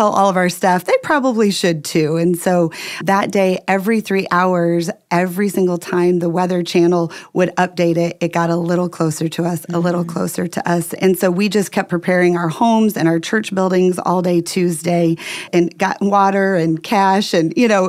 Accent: Indiana, United States; moved away as an adult; also born or lived in Southwest Florida; now in Florida, United States; We moved from Indiana, the only home we had ever known, packed up our Ryder truck and our 18-month-old son and moved to Southwest Florida

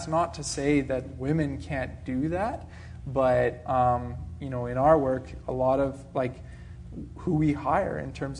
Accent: Czechia; and I'm originally from Czechoslovakia, so a communist country.

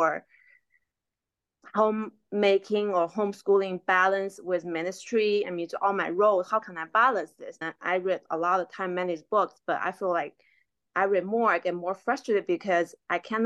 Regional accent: China; English is a second language; moved away as an adult; now in United States; I'm from China, was born and grew up in China

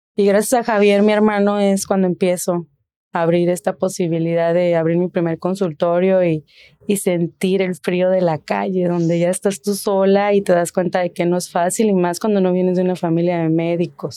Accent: Tijuana, Baja California, Mexico; Soy orgullosamente originaria de Tijuana

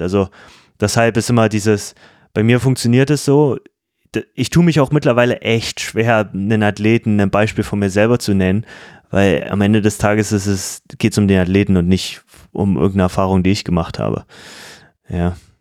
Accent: Germany; als Deutsche

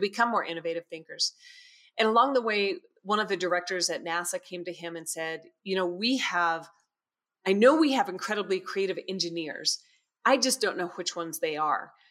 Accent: United States; as typical American family and American teenagers

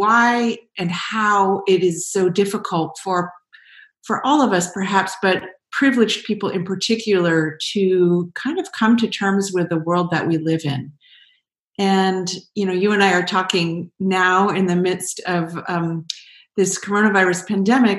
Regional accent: California, United States; I grew up in California

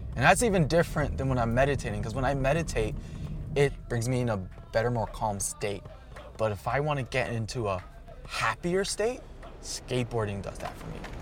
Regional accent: Mount Vernon, New York, United States; I'm from Mount Vernon, New York

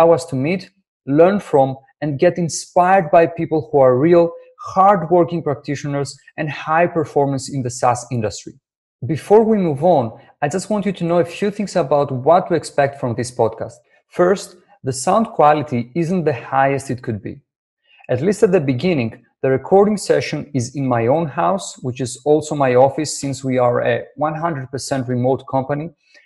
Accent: Greece; English is a second language; my English isn't perfect. I was born and raised in Greece

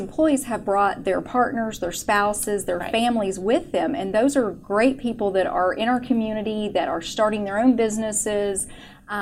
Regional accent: Dallas, Texas, United States; also born or lived in Plano, Texas; I was born here in Dallas and raised part of the time in Dallas and part of the time in East Texas

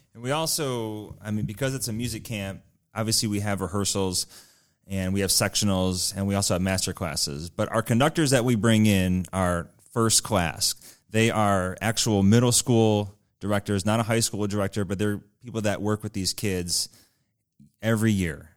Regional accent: Chicago, Illinois, United States; now in Batavia, United States; I grew up in the Chicagoland area

